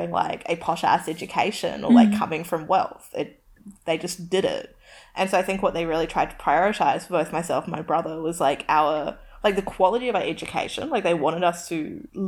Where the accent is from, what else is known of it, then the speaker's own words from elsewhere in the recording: Tauranga, Bay of Plenty, New Zealand; also born or lived in Beirut, Lebanon; it's a mixed school in my hometown in Tauranga